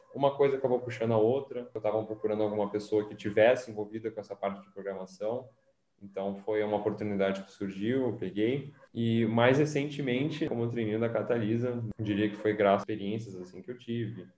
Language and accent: Portuguese; São Paulo, Brazil; sou natural de São Paulo